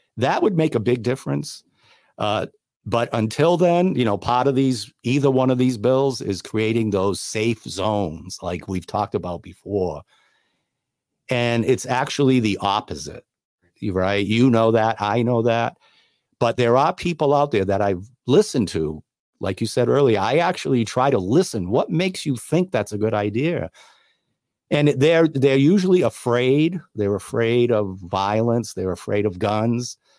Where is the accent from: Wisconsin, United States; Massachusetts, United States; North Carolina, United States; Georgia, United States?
Massachusetts, United States; New Bedford; moved away as an adult; also born or lived in Cape Cod, Massachusetts; I was born and raised in New Bedford